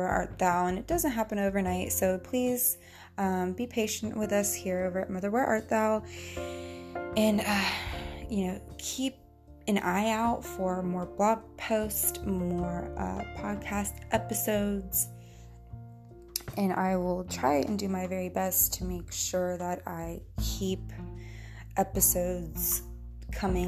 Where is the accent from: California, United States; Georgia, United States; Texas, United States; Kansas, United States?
Georgia, United States; accent: country; I grew up in Georgia and the South.